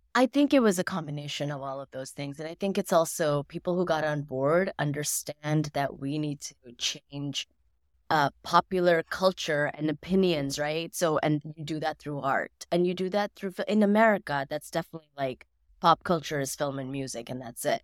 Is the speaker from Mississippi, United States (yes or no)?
yes; Mississippi, United States; growing up in Mississippi